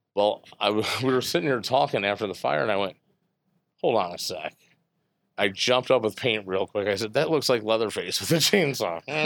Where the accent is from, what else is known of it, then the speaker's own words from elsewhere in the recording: Bourbonnais, Illinois, United States; I grew up in Bourbonnais